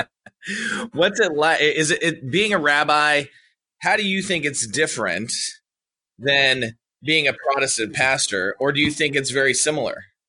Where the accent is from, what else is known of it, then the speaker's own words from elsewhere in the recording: California, United States; now in Georgia, United States; I'm a Republican from California.